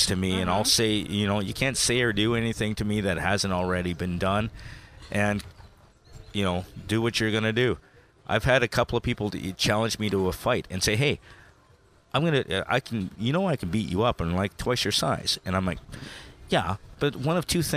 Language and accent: English; Taber, Alberta, Canada; now in Edmonton, Canada; I grew up in Tabor, Alberta.